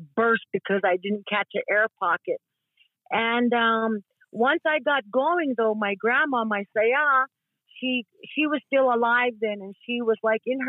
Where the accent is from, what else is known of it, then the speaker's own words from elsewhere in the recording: Tewa Village, New Mexico, United States; also born or lived in Lawrence, Kansas; I am from Tewa Village. I am half Isleta Pueblo and half Tewa. I have resided in Palaka all my life